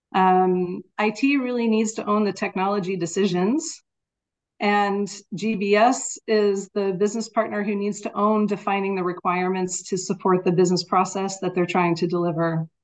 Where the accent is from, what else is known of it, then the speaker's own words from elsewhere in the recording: United States; now in Netherlands; I am living in the Netherlands, but I am American